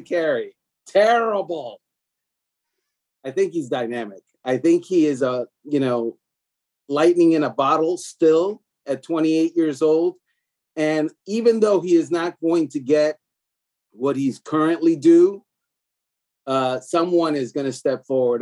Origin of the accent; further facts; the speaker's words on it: Miami, Florida, United States; I'm from Miami